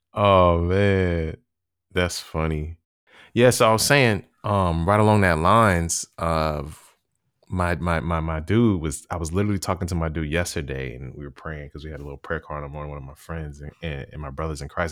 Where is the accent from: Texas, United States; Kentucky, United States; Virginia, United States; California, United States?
Virginia, United States; being from Virginia